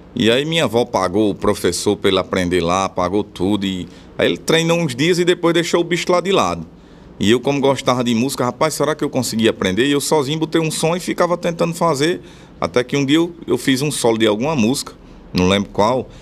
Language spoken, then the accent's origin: Portuguese; Bom Jesus, Rio Grande do Norte, Brazil; also born or lived in Natal; Eu nasci na capital, porque lá na cidade não tinha maternidade, mas fui criado em Bom Jesus.